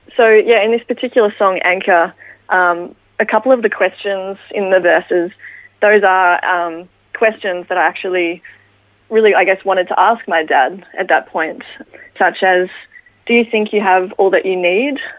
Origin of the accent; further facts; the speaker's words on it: Ballarat, Victoria, Australia; grew up in Ballarat with my parents and my younger brother